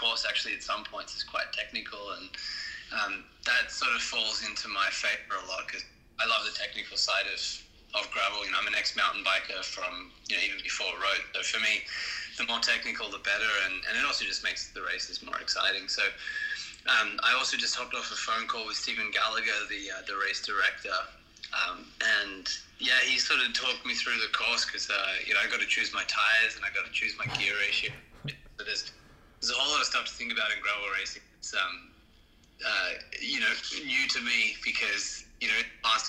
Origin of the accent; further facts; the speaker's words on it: Australia; being Australian